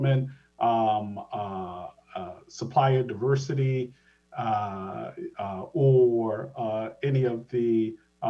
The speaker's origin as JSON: {"language": "English", "town": "Providence", "region": "Rhode Island", "country": "United States", "also_born_or_lived": "Boston, Massachusetts", "moved": "yes", "lives_now": "Washington, United States", "said": "I am originally from Providence, Rhode Island, spent most of my life in Boston, Massachusetts, moved to the state of Washington 6 years ago now"}